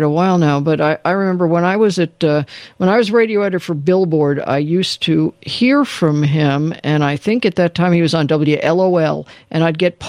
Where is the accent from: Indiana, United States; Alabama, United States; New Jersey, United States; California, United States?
California, United States; Los Angeles; also born or lived in San Diego; I was from Los Angeles